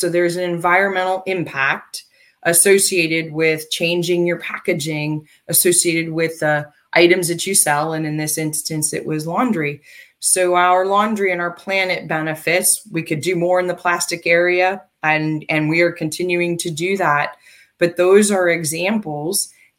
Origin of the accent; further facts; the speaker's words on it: United States; but then again, I'm American. And I've lived most of my life here